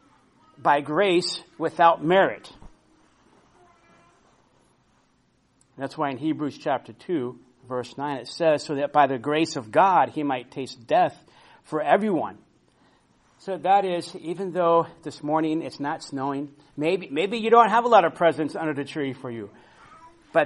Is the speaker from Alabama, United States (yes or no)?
no; Florida, United States; now in Washington, United States; I grew up in Florida